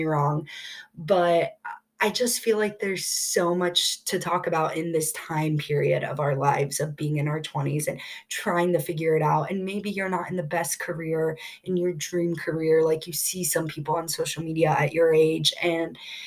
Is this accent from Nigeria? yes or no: no; Columbus, Ohio, United States; I've been born and raised in Columbus, Ohio